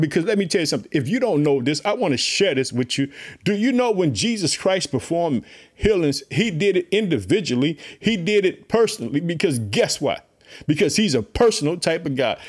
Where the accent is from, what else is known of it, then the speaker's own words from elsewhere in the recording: Illinois, United States; also born or lived in Chicago; my home state, Illinois